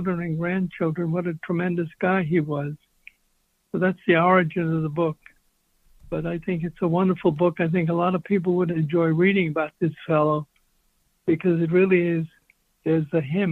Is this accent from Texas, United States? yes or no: no; New York City, New York, United States; moved away as an adult; also born or lived in Austria / Germany / Brazil / Boston; now in San Francisco, United States; I grew up in New York.